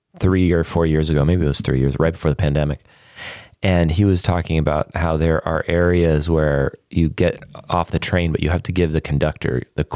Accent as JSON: {"language": "English", "country": "Canada", "accent": "Canadian", "said": "My Canadian accent is"}